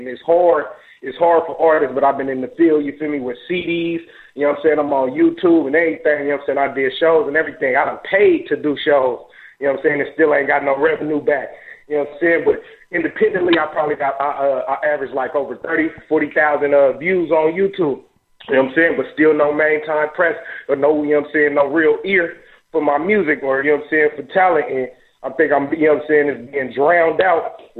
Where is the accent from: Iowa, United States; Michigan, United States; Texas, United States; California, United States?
California, United States; You know, I'm a struggling artist, man. I'm from California. I'm from the Bay Area, you know.